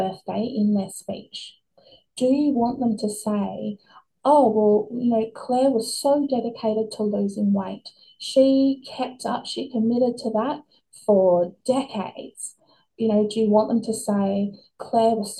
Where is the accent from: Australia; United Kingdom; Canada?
Australia; kids growing up in Australia in the 90s, early 2000s